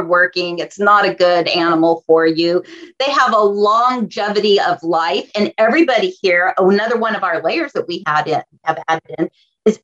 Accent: La Habra Heights, California, United States; I was raised in La Habra Heights. It's a very rural area here in Southern California.

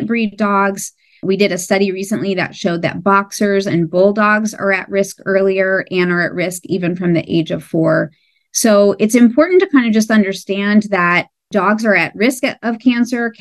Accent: Ohio, United States; moved away as an adult; also born or lived in New York City / Australia / San Diego; My background is that I grew up in Ohio

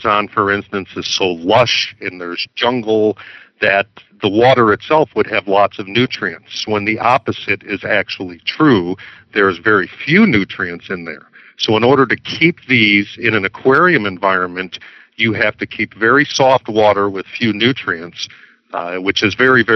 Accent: Chicago, Illinois, United States; as a child growing up in Chicago

